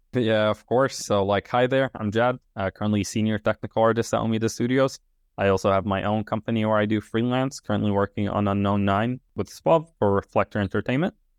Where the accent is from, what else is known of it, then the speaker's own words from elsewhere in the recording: Tripoli, North Governorate, Lebanon; moved away as an adult; now in United Kingdom; I'm from Tripoli